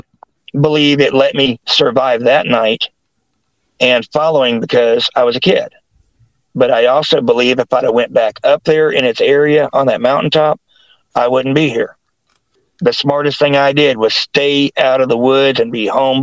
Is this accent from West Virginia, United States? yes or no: yes; West Virginia, United States; moved away; also born or lived in Ohio / Greer, South Carolina / Newark, Ohio; that was in Logan, West Virginia, before we moved to Kanawha City